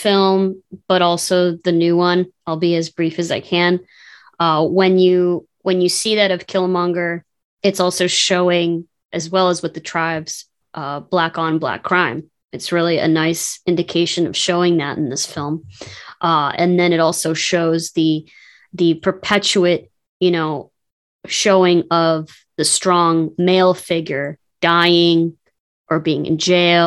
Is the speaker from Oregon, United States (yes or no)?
no; Chicago, Illinois, United States; people I grew up with in Chicago